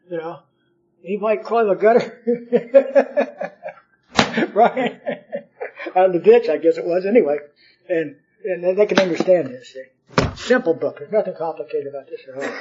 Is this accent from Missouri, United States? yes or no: no; California, United States; I grew up in California.